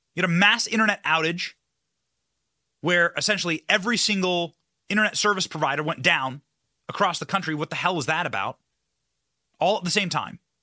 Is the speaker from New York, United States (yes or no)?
no; Solon, Iowa, United States; this exact community, Solon, Iowa, right, was where I was raised